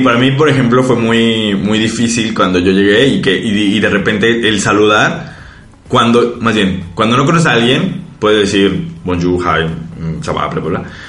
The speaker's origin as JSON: {"language": "Spanish", "country": "Mexico", "moved": "yes", "said": "nosotros como mexicanos"}